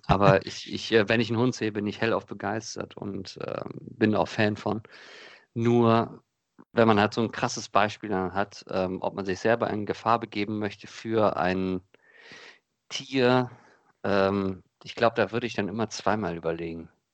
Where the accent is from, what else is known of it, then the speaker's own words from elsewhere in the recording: Krefeld, North Rhine-Westphalia, Germany; bei uns in Krefeld, also in der Stadt, wo ich aufgewachsen bin